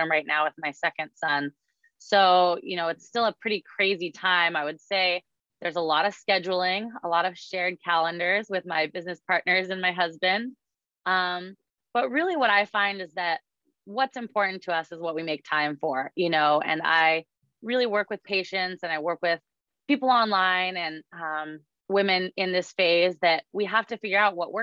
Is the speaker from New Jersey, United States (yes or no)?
no; Alaska, United States; now in Seattle, United States; I was born and raised in Alaska